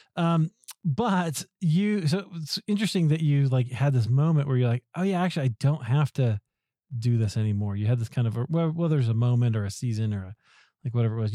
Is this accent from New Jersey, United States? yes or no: no; Des Moines, Iowa, United States; I grew up in Des Moines, Iowa